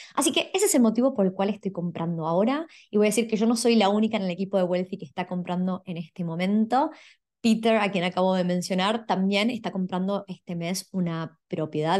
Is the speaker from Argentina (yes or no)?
yes; Argentina; now in Australia; yo soy de Argentina